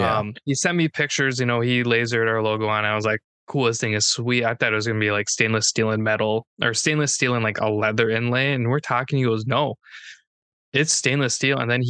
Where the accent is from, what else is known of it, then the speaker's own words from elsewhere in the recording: Minnesota, United States; I'm from Minnesota